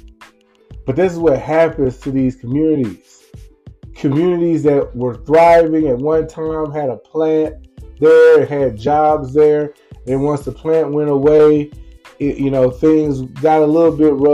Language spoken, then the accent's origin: English; Lumberton, Mississippi, United States; my hometown of Lumberton, Mississippi